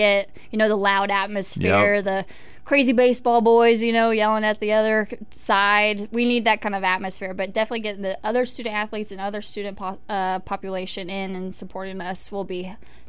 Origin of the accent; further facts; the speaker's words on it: Mountain Grove, Missouri, United States; Mountain Grove, Missouri. It's about an hour from Springfield, Missouri.